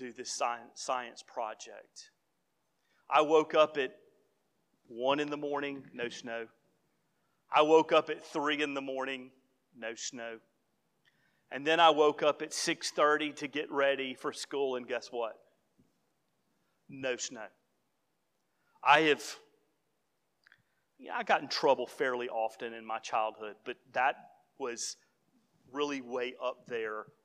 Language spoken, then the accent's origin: English; the South, United States; as a Southerner